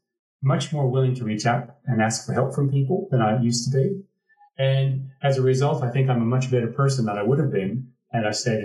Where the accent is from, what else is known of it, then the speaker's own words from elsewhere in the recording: Pacific Northwest, Washington, United States; moved away as an adult; also born or lived in San Juan, Puerto Rico; growing up in the Pacific Northwest in the U.S. and in Washington State